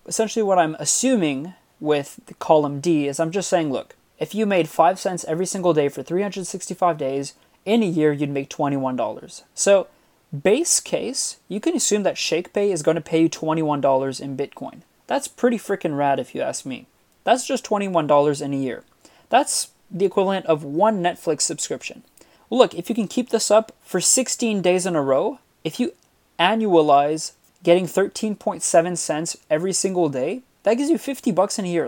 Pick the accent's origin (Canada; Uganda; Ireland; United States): Canada; Montreal, Quebec; I'm from Montreal